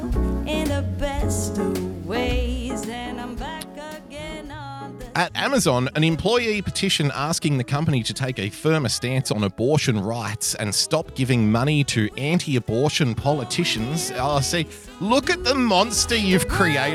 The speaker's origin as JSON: {"language": "English", "town": "Sydney", "region": "New South Wales", "country": "Australia", "tie": "born or raised there", "said": "Sydney Town, sweet old Sydney Town, jewel of the South Pacific, ladies and gentlemen. My hometown"}